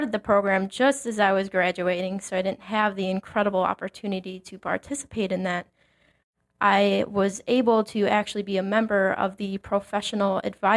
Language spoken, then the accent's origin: English; Mokena, Illinois, United States; moved away as an adult; also born or lived in Dubuque, Iowa; now in Valparaiso, United States; So I grew up in Mokena, Illinois, which is a south suburb of Chicago